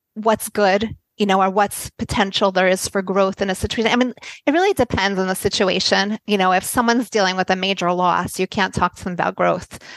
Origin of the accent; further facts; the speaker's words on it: United States; moved away as an adult; also born or lived in Tel Aviv, Israel; I'm American. We did I did grow up in America and I lived here for the first 30 years of my life